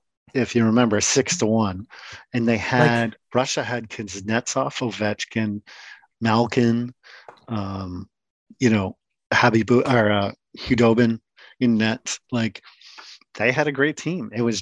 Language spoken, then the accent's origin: English; Canada; as a Canadian